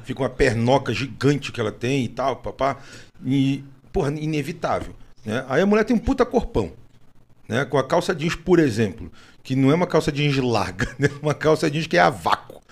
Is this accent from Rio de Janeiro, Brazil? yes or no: yes; Rio de Janeiro, Brazil; eu sou carioca